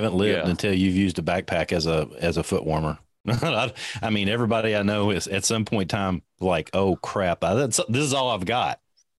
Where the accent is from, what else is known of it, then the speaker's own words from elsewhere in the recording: Kentucky, United States; I'm from Kentucky.